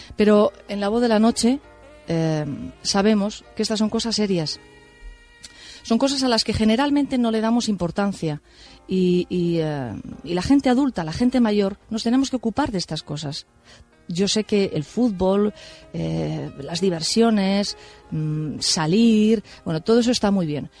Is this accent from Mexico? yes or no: no; Spain; soy española